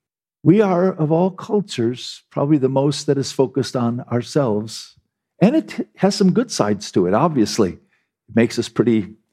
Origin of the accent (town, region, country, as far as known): United States